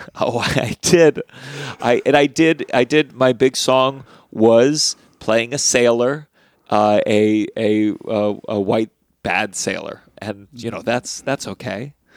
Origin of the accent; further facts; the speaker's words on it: Potomac, Maryland, United States; I grew up in Potomac, Maryland